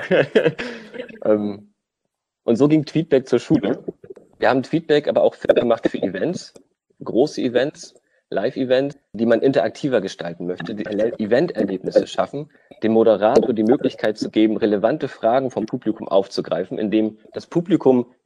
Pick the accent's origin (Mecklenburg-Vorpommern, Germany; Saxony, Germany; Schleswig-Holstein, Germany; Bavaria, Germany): Schleswig-Holstein, Germany; moved away as an adult; now in Rostock, Germany; Ich bin äh, gebürtig Schleswig-Holsteiner und hier zum Studium hergekommen, im Land zum Leben, dann auch sogar hier geblieben